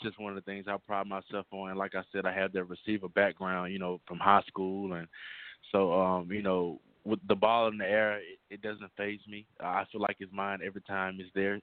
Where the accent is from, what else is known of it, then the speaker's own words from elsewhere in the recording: Monroe, Louisiana, United States; I'm from Monroe, Louisiana